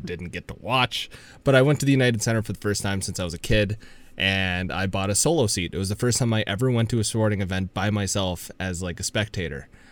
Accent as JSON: {"language": "English", "country": "Canada", "said": "I'm from Canada"}